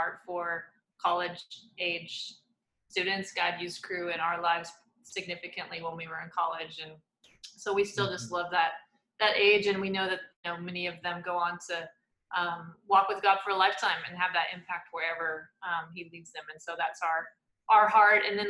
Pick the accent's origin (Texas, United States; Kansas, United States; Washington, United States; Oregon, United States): Kansas, United States; Atchison; also born or lived in Colorado / Manhattan, Kansas; So I grew up just north of here in Atchison, Kansas